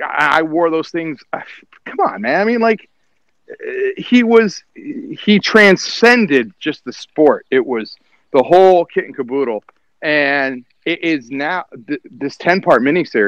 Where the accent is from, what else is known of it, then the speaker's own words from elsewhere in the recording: Detroit, Michigan, United States; now in Fresno, United States; I grew up in Metro Detroit. I grew up in the suburbs.